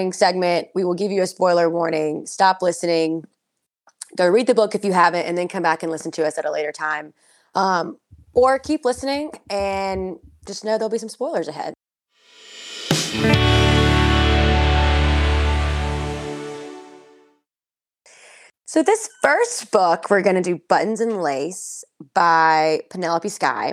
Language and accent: English; the South, United States; we're both from the South